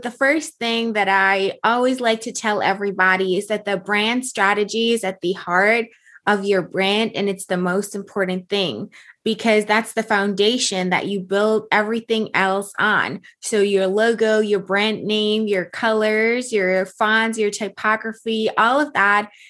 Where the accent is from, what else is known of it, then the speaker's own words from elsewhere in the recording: Germany; moved away; So I came from Germany, and yes, that dream was business ownership, was being an entrepreneur